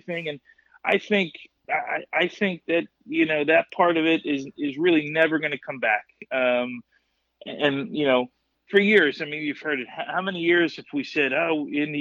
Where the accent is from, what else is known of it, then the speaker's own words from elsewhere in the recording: Kearny, New Jersey, United States; that's kind of the era that we grew up in Kearney